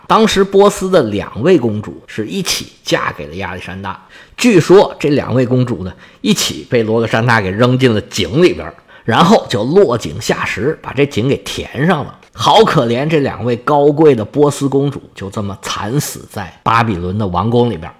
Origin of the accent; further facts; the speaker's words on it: China; 我们中国人